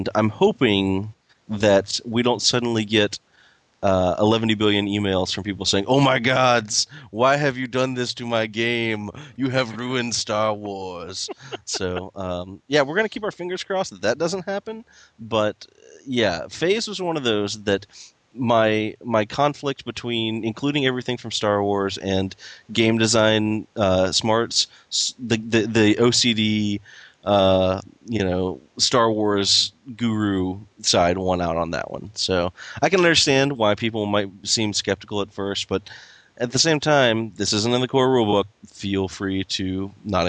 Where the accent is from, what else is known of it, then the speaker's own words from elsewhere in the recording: Tennessee, United States; I'm a redneck from Tennessee